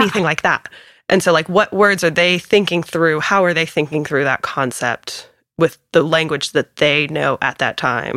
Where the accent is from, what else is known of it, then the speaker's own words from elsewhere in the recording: Raleigh, North Carolina, United States; I am one of those people that's born and raised in Raleigh